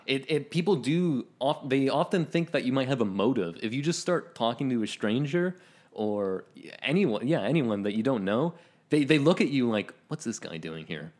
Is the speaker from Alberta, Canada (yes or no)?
no; Ontario, Canada; born or raised there